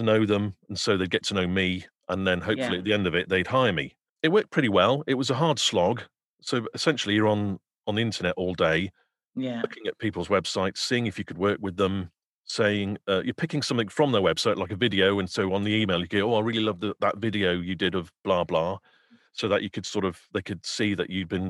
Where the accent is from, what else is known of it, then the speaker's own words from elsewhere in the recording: Wales, United Kingdom; I'm actually Welsh and my Welsh accent's terrible.